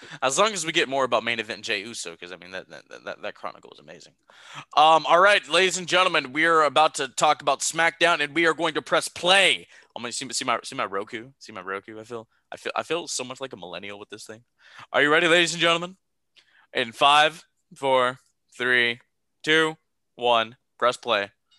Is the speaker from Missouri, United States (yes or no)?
no; New York, United States; Like, I'm from New York.